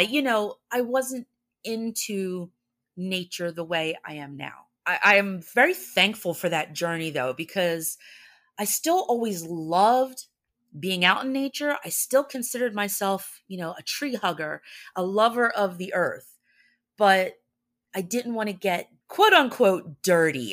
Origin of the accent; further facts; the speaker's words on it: New Jersey, United States; we're from Jersey